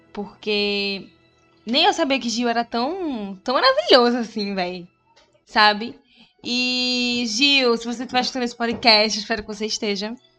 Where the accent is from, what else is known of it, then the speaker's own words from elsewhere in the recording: Recife, Pernambuco, Brazil; accent: Pernambuco; quando tem um pernambucano, o recifense eu me sinto muito mais representada, porque é de onde eu venho, é quem eu sou, ver nosso sotaquezinho.